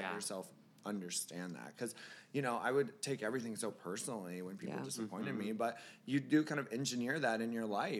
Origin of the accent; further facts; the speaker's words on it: Florida, United States; I'm from Florida